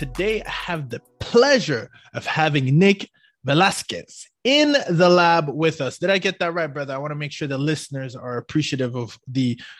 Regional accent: Ottawa, Ontario, Canada; moved away; I'm from Ottawa.

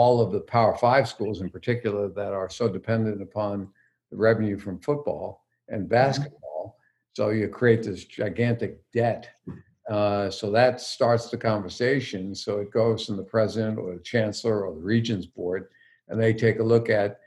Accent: East Coast, United States; moved away; also born or lived in Midwest; we grew up on the East Coast

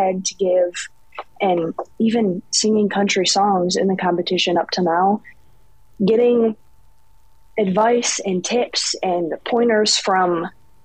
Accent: Canton, Michigan, United States; I'm from Michigan, from Canton, Michigan

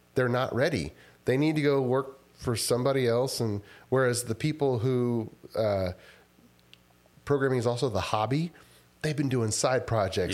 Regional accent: Rosenberg, Texas, United States; also born or lived in Houston / College Station / Austin; now in Spicewood, United States; I, uh, kinda grew up r-, around west of Su-, southwest of Sugarland in Rosenberg, Texas

